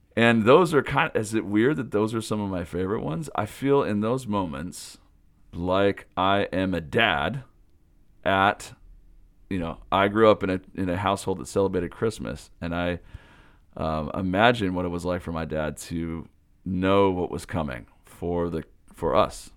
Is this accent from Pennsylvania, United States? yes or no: no; Pullman, Washington, United States; I grew up in Pullman, Washington, home of the Washington State Cougars